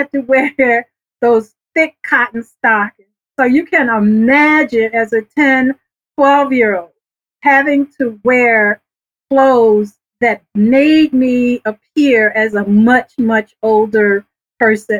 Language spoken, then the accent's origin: English; Norfolk, Virginia, United States; also born or lived in Philadelphia area; now in Philadelphia, United States; I was born and raised in Norfolk, Virginia, over in right off of Tidewater Drive